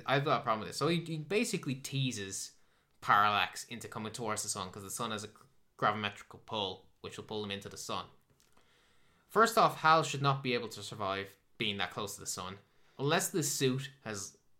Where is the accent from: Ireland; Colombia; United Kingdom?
Ireland; I'm Irish